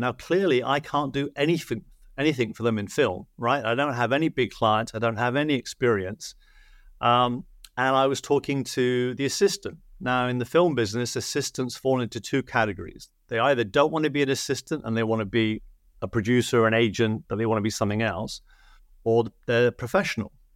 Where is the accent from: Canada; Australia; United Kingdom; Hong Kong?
United Kingdom; now in Los Angeles, United States; I'm British in Hollywood